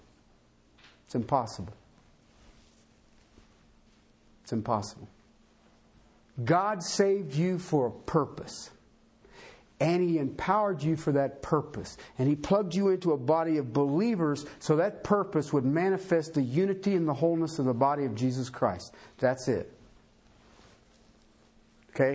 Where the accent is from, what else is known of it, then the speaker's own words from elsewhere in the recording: Tornado Alley, United States; now in Colorado, United States; I come from Tornado Alley